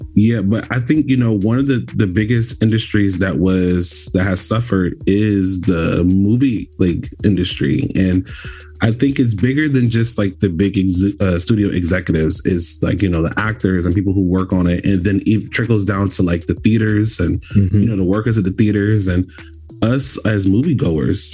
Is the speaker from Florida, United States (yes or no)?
yes; Florida, United States; now in California, United States; I'm originally from Florida